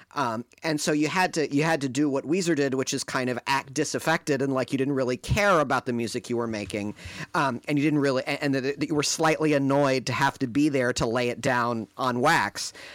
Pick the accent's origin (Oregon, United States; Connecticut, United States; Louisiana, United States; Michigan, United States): Michigan, United States; outside Detroit; also born or lived in Ann Arbor, Michigan; growing up outside Detroit